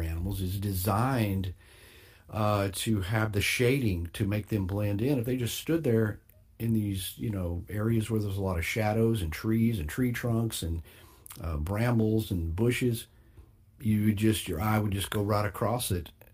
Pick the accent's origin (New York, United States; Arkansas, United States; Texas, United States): Texas, United States; my home state, the Lone Star State